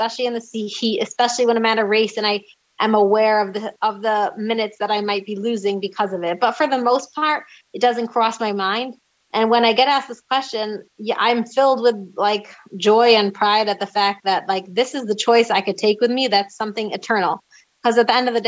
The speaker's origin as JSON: {"language": "English", "country": "United States", "tie": "born or raised there", "moved": "yes", "lives_now": "Jerusalem, Israel", "said": "I was raised in a more open-minded, you know, still very religious American community"}